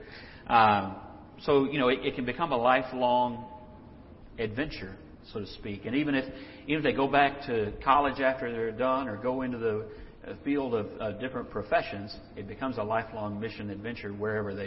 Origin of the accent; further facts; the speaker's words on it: Texas, United States; I grew up in Texas